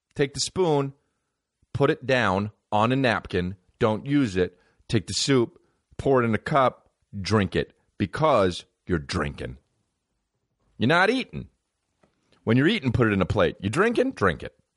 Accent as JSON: {"language": "English", "region": "New Jersey", "country": "United States", "said": "I'm from New Jersey"}